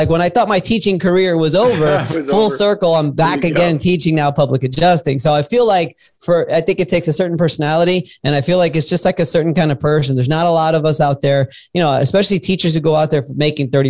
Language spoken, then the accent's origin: English; Miami, Florida, United States; moved away as an adult; now in Tampa, United States; I'm born and raised in Miami, Florida